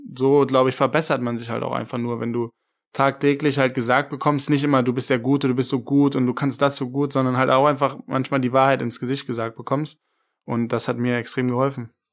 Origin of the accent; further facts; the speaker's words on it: Germany; moved away as an adult; als Deutscher